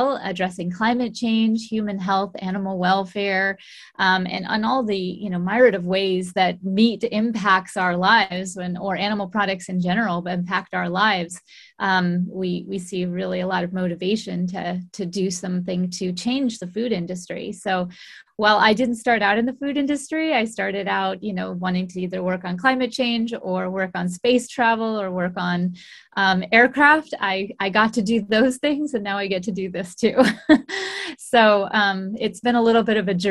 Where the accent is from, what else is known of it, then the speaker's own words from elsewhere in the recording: Golden, Colorado, United States; moved away; also born or lived in Richmond, British Columbia, Canada; I grew up in Golden, Colorado.